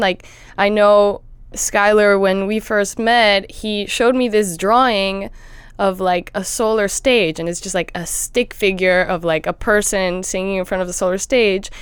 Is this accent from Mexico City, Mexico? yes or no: yes; Mexico City, Mexico; now in Los Angeles, United States; I grew up in Mexico City